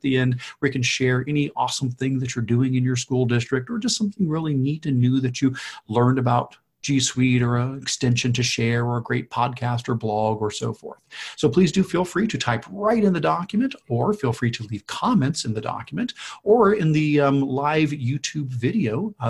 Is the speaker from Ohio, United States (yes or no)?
yes; Ohio, United States; Now, you heard us both say we're from Ohio